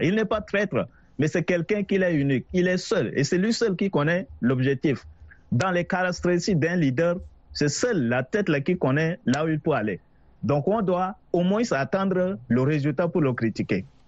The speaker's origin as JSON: {"language": "French", "country": "Chad", "said": "je suis un Tchadien"}